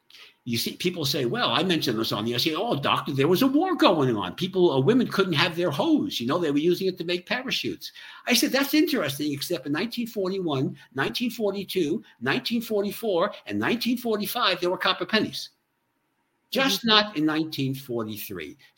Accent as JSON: {"language": "English", "area": "Long Island", "region": "New York", "country": "United States", "said": "I'm from Long Island"}